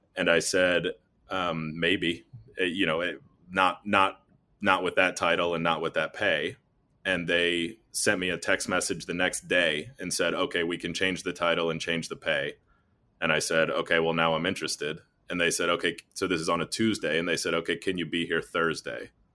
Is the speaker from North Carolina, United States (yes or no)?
yes; North Carolina, United States; moved away as an adult; also born or lived in Nashville, Tennessee / Columbus, Ohio; I'm from North Carolina originally